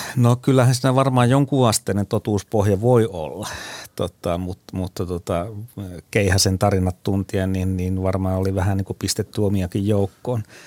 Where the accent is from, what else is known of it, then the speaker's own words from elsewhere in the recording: Ostrobothnia, Finland; muistelen omaa lapsuuttani Pohjanmaalla